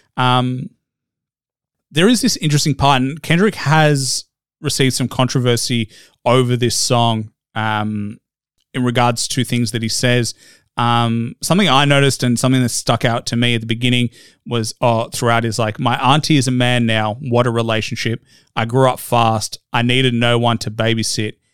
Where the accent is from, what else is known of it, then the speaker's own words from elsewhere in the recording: Australia; as an Australian white guy